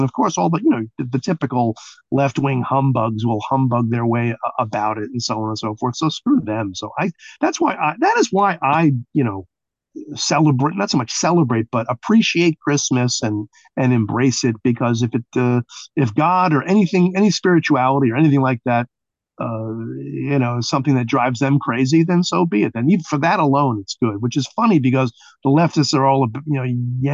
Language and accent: English; New York City, New York, United States; growing up in Brooklyn